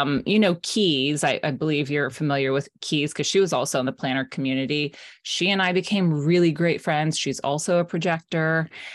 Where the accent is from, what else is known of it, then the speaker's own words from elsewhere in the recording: South Florida, United States; now in Maine, United States; I live in Maine now. I'm originally from South Florida